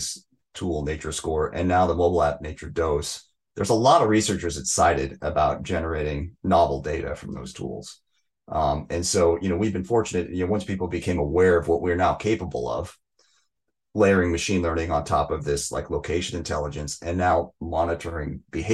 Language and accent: English; outside Seattle, Washington, United States; I grew up outside Seattle